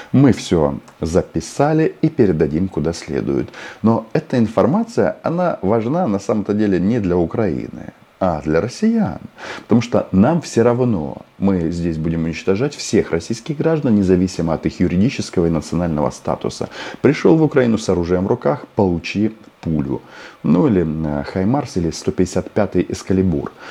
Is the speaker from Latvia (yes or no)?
no; Kazakhstan; born there; И если вот у меня мама и папа украинцы, и я украинец, хотя родился в Казахстане.